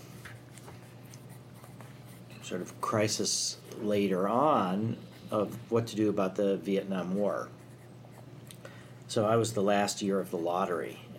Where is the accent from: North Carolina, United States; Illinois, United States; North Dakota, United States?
Illinois, United States; Chicago; I was raised in the Chicago area.